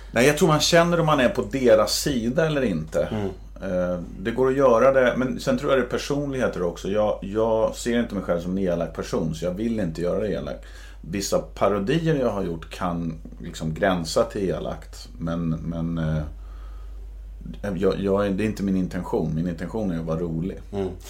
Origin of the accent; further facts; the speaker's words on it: Södertälje, Stockholm County, Sweden; när jag växte upp i Södertälje